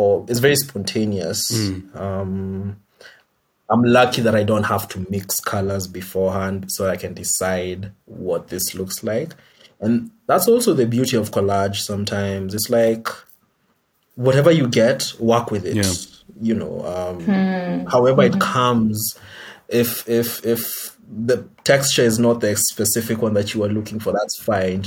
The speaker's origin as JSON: {"language": "English", "region": "Nairobi", "country": "Kenya", "tie": "born or raised there", "said": "I grew up in Nairobi, and there's this sort of lingua franca that we use a lot in the city"}